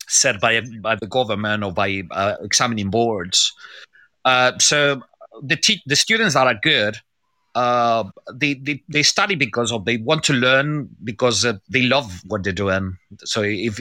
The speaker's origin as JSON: {"language": "English", "town": "Seville", "region": "Andalusia", "country": "Spain", "second_language": "English", "moved": "as an adult", "lives_now": "London, United Kingdom", "said": "I'm from Seville. I'm from Spain."}